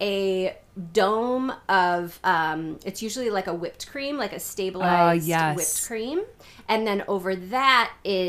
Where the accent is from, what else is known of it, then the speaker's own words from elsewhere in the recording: Midwest, United States; accent: Midwestern; my Midwestern accent